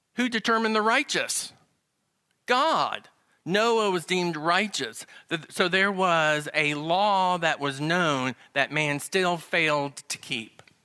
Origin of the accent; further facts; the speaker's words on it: the South, Southern United States, United States; accent: Southern; my Southern accent.